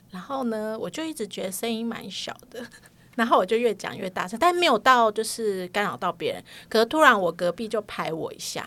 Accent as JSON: {"language": "Chinese", "town": "Keelung", "country": "Taiwan", "said": "我是基隆人"}